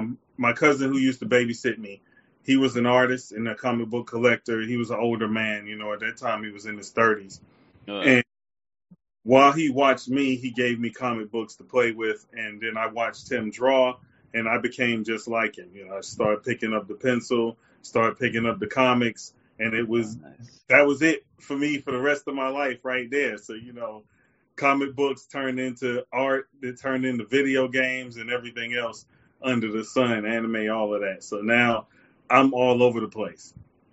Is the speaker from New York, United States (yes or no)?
yes; New York, United States; now in the South, United States; I'm originally from Brooklyn, New York.